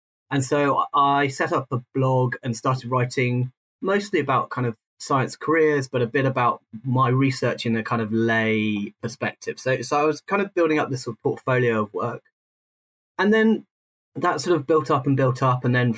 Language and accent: English; South East England, United Kingdom; I grew up outside London, but then when I moved into London, I spent most of my life south of the Thames